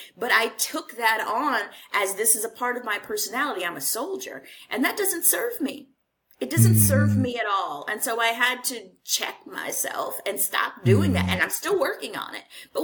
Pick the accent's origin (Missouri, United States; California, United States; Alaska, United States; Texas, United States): Texas, United States; Houston; moved away as an adult; also born or lived in Los Angeles; I left Houston, which is my hometown